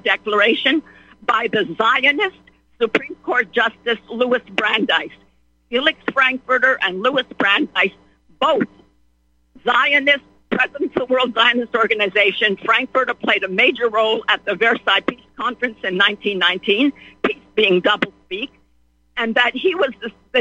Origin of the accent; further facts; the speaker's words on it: Bethlehem, West Bank, Palestine; moved away; I was born in Bethlehem, baptized in the Church of the Nativity